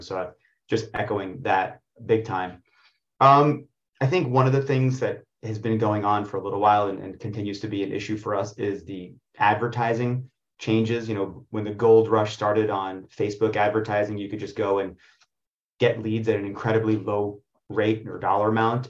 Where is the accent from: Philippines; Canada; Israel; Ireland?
Israel; now in New York City, United States; I was born in Israel, and specifically on a kibbutz